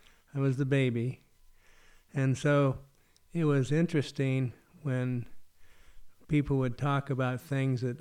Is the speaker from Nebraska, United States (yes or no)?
yes; Red Cloud, Nebraska, United States; I grew up on a farm there, cow-calf operation, and right on the Republican River